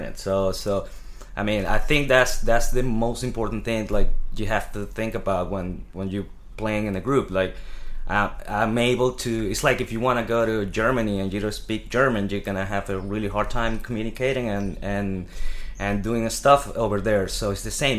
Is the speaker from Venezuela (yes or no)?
yes; Venezuela; moved away as an adult; now in New York City, United States; I come from Venezuela. Um, I moved to New York